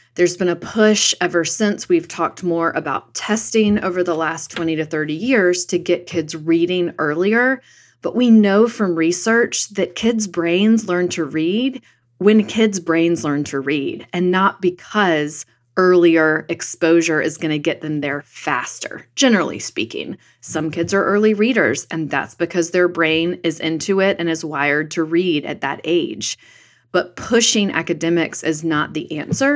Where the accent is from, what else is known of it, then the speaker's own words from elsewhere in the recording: North Carolina, United States; In my home state of North Carolina